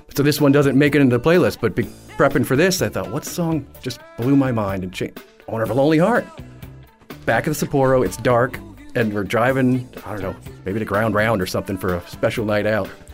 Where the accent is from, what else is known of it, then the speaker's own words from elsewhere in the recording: Newburgh, New York, United States; moved away as an adult; also born or lived in Oswego, New York; now in Naples, United States; Born in upstate New York, around, born in Oswego. My family moved downstate to around Poughkeepsie. actually Newburgh, New York.